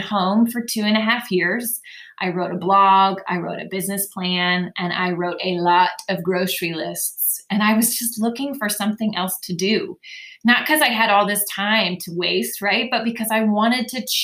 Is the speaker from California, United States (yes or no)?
no; Dayton, Ohio, United States; now in Waxhaw, United States; I'm originally from Dayton, Ohio, which means I say you guys instead of y'all. I'm a true Midwest girl at heart